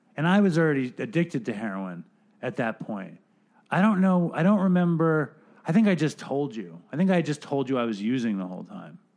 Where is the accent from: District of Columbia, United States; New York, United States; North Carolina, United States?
New York, United States; New York City; my lifetime of being a New Yorker